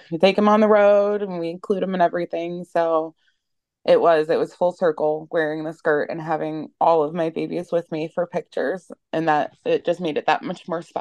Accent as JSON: {"language": "English", "region": "Ohio", "country": "United States", "said": "um, I'm from Ohio in the USA."}